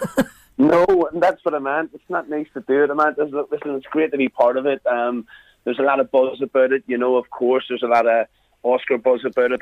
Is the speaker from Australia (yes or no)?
no; Belfast, Northern Ireland, United Kingdom; accent: Belfast; I decided to keep my own accent.